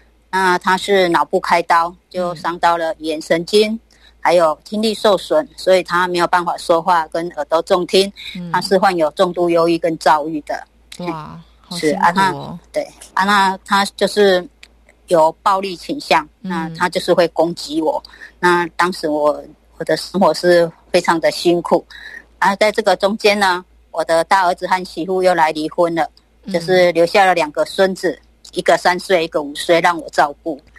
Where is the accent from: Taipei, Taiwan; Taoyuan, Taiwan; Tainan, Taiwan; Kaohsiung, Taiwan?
Tainan, Taiwan